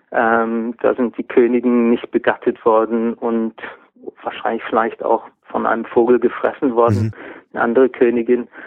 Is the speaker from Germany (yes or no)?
yes; Baden-Württemberg, Germany; accent: Swabian; first language Swabian; also Schwäbisch ist, ist, ist meine